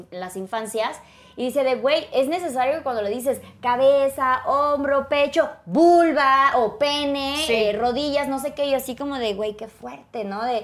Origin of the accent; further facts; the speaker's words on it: Chiapas, Mexico; Yo soy de Chiapas.